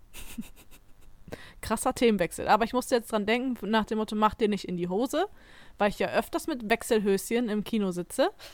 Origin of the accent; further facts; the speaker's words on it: Emsdetten, North Rhine-Westphalia, Germany; ich komme ja aus Emstetten